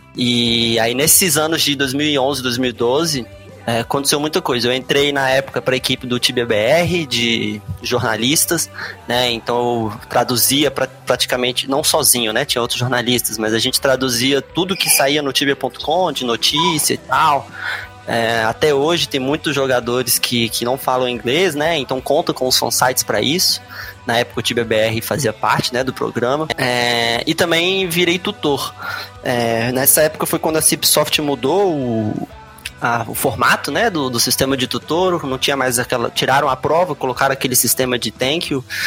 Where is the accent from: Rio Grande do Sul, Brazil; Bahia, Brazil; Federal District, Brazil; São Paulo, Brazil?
Federal District, Brazil; Brasília; eu sou de Brasília, é, não nasci aqui, mas moro aqui a vida toda